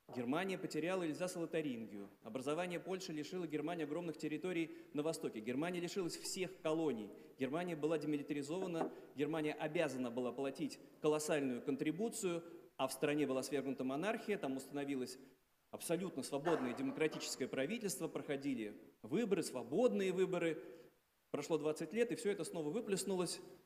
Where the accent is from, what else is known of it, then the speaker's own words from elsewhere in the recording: Saint Petersburg, Russia; я из Петербурга